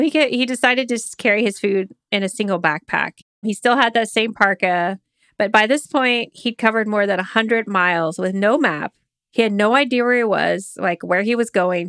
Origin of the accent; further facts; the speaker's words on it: Oklahoma, United States; I grew up in Oklahoma